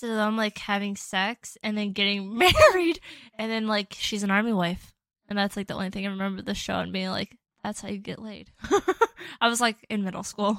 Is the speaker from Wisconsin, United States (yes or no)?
yes; Chippewa Falls, Wisconsin, United States; my hometown where I grew up